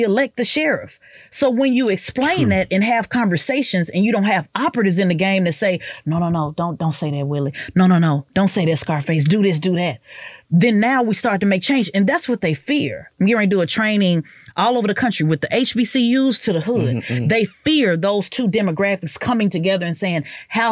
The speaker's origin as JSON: {"language": "English", "town": "Oklahoma City", "region": "Oklahoma", "country": "United States", "tie": "born or raised there", "also_born_or_lived": "Orlando / Dallas", "moved": "as an adult", "said": "I come from Midwest, which ran offense for the West Coast. So it was very much, you know, gang related. I grew up in a power neighborhood"}